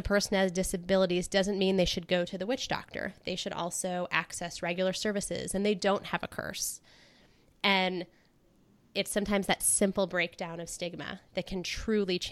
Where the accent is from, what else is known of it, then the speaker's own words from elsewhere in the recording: North Carolina, United States; I was born in North Carolina